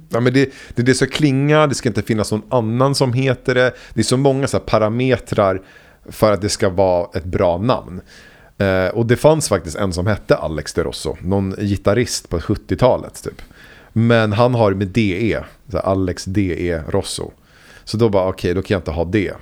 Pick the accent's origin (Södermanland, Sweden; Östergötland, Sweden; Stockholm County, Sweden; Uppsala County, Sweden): Stockholm County, Sweden; Huddinge; also born or lived in Vällingby / Enskede gård / Rinkeby; där växte jag upp och i ett litet ställe, Myrängen kallas det